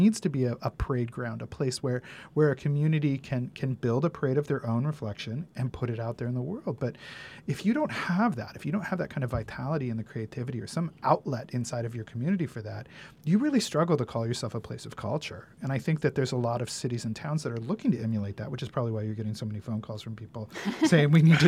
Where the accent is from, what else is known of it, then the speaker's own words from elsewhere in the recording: Santa Barbara, California, United States; And or when we say to people, oh, we're from Santa Barbara, very often Solstice comes up